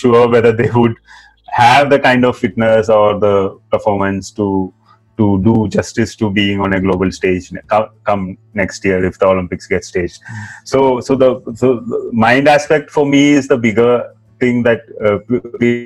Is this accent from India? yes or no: yes; India; We as Indian football fans